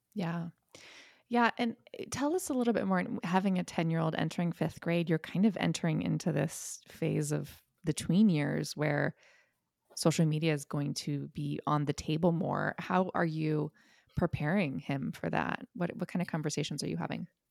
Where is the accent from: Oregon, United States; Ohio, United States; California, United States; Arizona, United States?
Ohio, United States; I grew up in Ohio